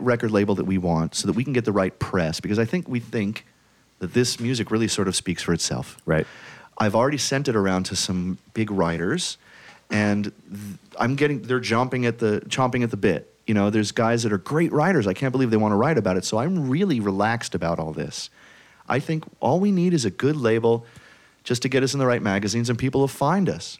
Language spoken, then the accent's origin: English; New York City, New York, United States; I'm from Brooklyn.